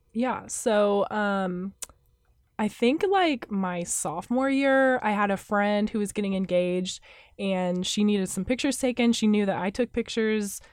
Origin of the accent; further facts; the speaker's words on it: Wichita, Kansas, United States; now in Manhattan, Kansas, United States; I'm from Wichita, Kansas